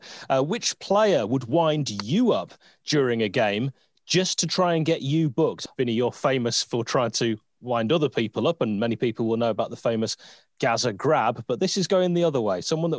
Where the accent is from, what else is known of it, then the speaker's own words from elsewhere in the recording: Tadcaster, Yorkshire and the Humber, United Kingdom; when I was growing up in Tadcaster